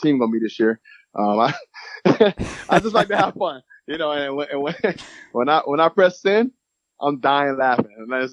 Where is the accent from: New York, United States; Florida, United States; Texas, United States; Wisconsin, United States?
Florida, United States; Lakeland; now in Gainesville, United States; I'm from Lakeland, which is, you know, hour and a half from here